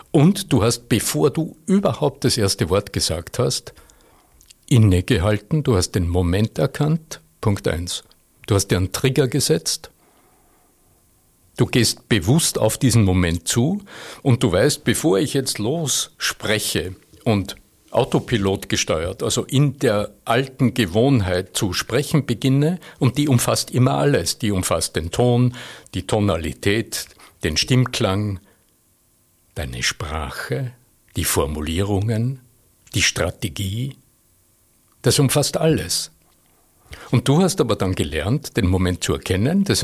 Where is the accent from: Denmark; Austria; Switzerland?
Austria; Vöcklabruck, Upper Austria; accent: Upper Austrian; aus meinem, meinem oberösterreichischen Idiom. Ne? Ich komme aus Vöcklerbruck, wo man halt so redet